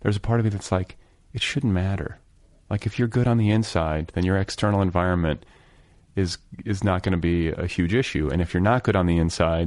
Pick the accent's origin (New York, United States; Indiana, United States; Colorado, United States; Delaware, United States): Indiana, United States; I'm from Indiana